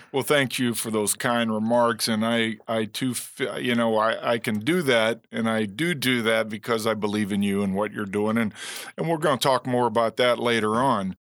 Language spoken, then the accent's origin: English; Momence, Illinois, United States; I'm from Momentz, Illinois